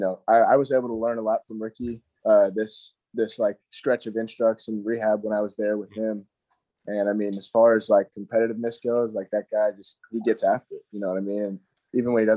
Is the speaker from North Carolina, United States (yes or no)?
yes; Hendersonville, North Carolina, United States; born or raised there